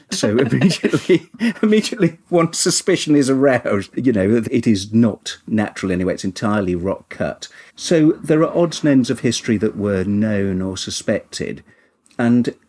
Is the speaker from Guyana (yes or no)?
no; Kinver, West Midlands, United Kingdom; I'm originally from Kinver in Staffordshire, which has lots and lots of cave dwellings and there where as a child I learned archaeology.